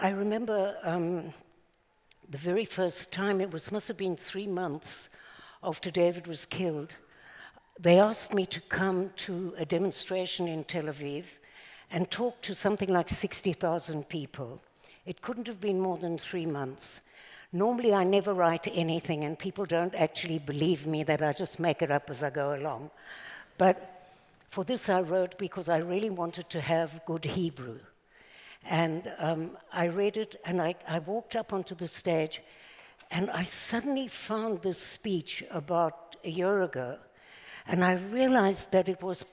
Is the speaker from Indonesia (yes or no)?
no; South Africa; now in Israel; As you probably recognize by now, I'm not exactly an Israeli accent. So I was born in South Africa